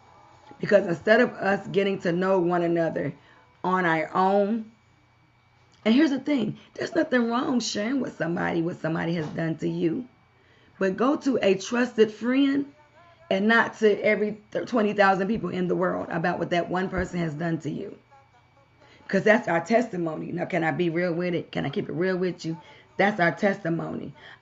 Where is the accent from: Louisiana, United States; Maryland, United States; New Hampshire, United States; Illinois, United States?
Maryland, United States; Baltimore; also born or lived in Kansas / California; now in Knoxville, United States; I've lived in Kansas. I've lived in California. I'm from Baltimore, Maryland originally.